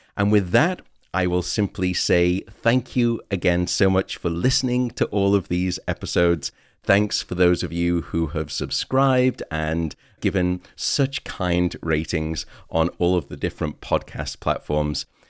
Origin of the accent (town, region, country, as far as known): United Kingdom